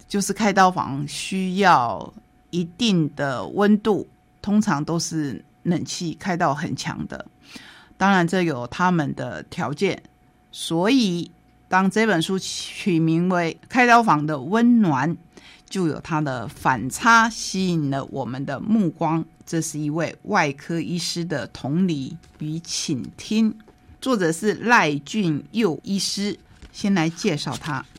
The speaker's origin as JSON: {"language": "Chinese", "region": "Taitung County", "country": "Taiwan", "said": "说到了很多很多我们台东人熟悉的医生"}